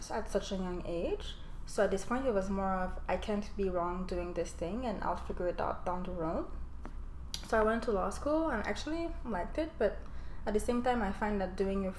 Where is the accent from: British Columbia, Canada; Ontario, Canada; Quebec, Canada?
Quebec, Canada; Montreal; I was born and raised in Montreal, made it to CJEP. I went to Vanier